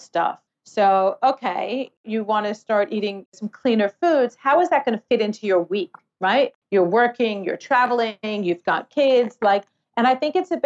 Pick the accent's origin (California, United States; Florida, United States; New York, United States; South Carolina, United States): New York, United States; New York City; now in Australia; I'm from New York City